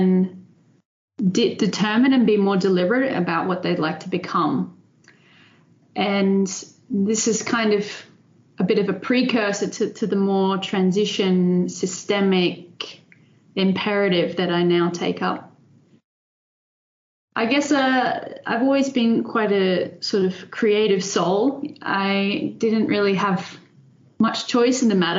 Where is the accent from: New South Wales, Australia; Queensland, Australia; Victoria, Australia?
Queensland, Australia; Brisbane; moved away as an adult; also born or lived in Netherlands; now in Delft, Netherlands; I'm Australian. So I was born and raised in Brisbane in Australia.